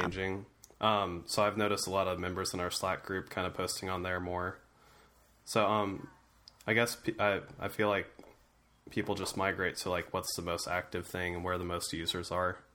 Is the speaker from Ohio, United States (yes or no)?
yes; Ohio, United States; being from Ohio